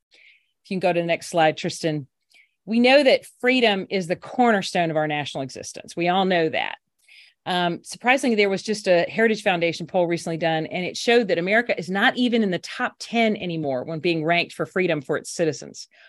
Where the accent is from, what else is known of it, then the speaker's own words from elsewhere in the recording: Alabama, United States; also born or lived in Washington; came back to my home state of Alabama